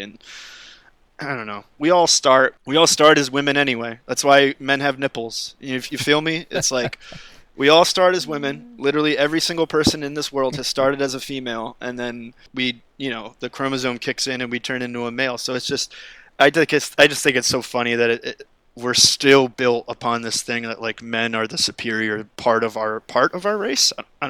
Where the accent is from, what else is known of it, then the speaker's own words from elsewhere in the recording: East Coast, United States; now in Los Angeles, United States; growing up on the East Coast and like liking the things that I like. But when I come here, and when I'm now that I'm living in LA and being California